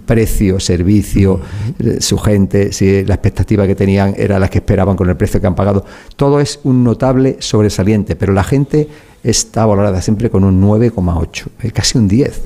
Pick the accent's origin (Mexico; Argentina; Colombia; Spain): Spain; Málaga, Andalusia; soy malagueño